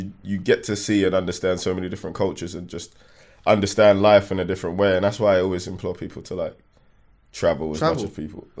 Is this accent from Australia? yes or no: no; Ghana; Yeah, I'm from Ghana.